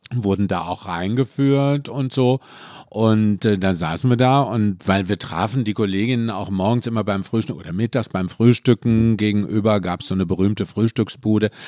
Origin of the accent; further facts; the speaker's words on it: Mülheim an der Ruhr, North Rhine-Westphalia, Germany; bin aus dem Ruhrpott, also aus Mühlen. Schöne am Ruhr